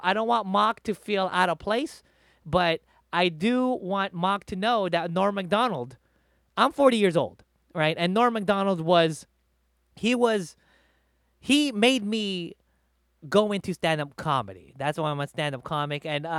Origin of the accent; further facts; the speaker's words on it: Philippines; So, you know, like for me, I'm Filipino. If I go back to the Philippines, I'll talk shit about my people.